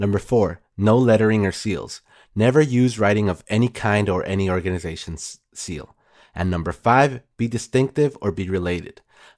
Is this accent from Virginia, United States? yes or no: no; Texas, United States; I mean, I'm even from Texas